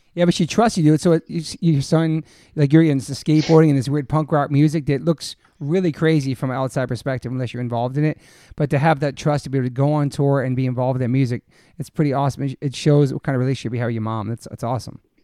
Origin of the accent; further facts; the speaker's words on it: the East, East Coast, United States; now in Los Angeles, United States; I'm from the East